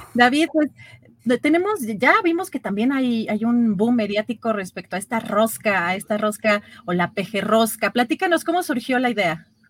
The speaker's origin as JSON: {"language": "Spanish", "country": "Mexico", "said": "los mexicanos"}